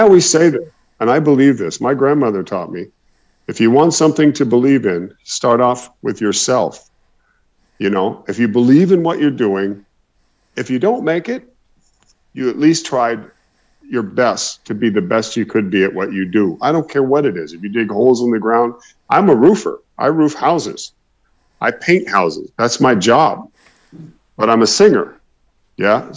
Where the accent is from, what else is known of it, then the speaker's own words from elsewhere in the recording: Oklahoma, United States; I originally come from Oklahoma